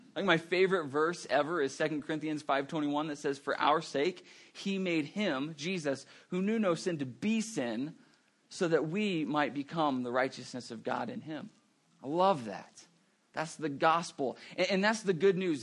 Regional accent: Roswell, New Mexico, United States; now in Albuquerque, United States; I'm originally from Roswell

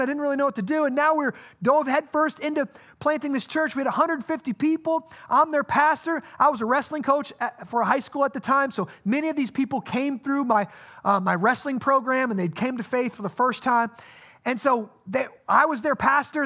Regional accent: United States; I grew up here in the Quad Cities in a Christian home

